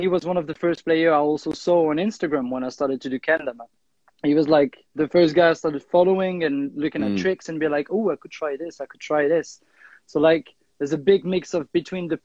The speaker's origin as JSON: {"language": "English", "town": "Lausanne", "region": "Vaud", "country": "Switzerland", "tie": "born or raised there", "moved": "as an adult", "lives_now": "Paris, France", "said": "I grew up there. So originally I'm from Switzerland, but right now I live in France, Paris"}